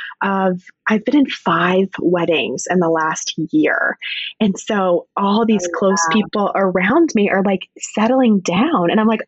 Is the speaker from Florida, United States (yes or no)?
no; North Carolina, United States; moved away; I'm from a small town in the mountain area of North Carolina. And just being from the South in general